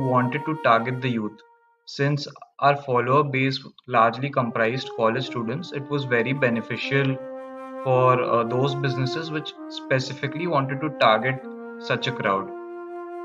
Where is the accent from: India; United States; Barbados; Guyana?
India; Kolkata, West Bengal; moved away as an adult; also born or lived in Ahmedabad; I was born and brought up in Kolkata